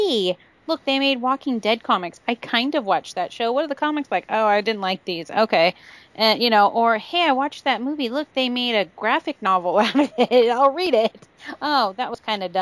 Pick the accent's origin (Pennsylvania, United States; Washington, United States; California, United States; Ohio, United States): California, United States; I'm from California